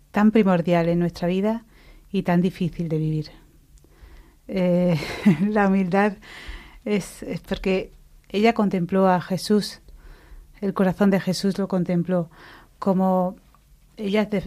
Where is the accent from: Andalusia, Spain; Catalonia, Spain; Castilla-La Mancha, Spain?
Andalusia, Spain; Mancha Real; moved away; vengo de una familia cristiana, em, pero mi, mi, fe se despertó pues en mi parroquia, en mi pueblo.